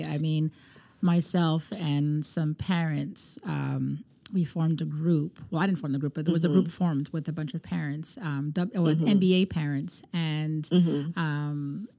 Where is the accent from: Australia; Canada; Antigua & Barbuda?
Canada; now in United States; I'm Canadian.